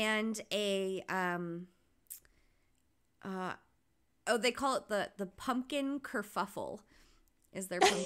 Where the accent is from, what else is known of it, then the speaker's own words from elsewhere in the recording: Wakefield, Rhode Island, United States; my hometown in Wakefield, Rhode Island